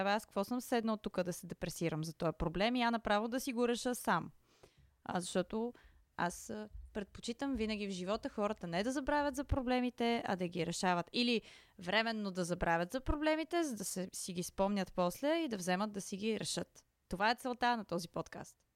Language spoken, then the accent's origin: Bulgarian; Varna, Varna Province, Bulgaria; now in Sofia, Bulgaria; Къде живееш? В София. Откъде си? От Варна. На колко си години? На 27 все още, но не за дълго.